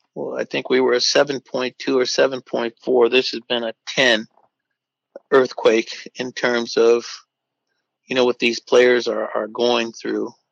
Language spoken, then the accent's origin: English; Oakland, California, United States; as young kids, when we grew up in East Oakland